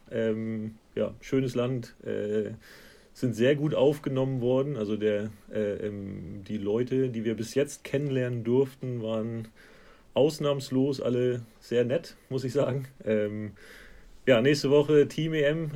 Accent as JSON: {"language": "German", "town": "Hanover", "region": "Lower Saxony", "country": "Germany", "moved": "as an adult", "lives_now": "Scotland, United Kingdom", "said": "so rund um Hannover, wo ich herkomme"}